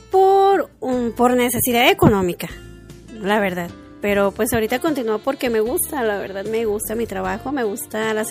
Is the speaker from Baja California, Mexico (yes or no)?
no; Guadalajara, Jalisco, Mexico; soy de aquí de Guadalajara, Jalisco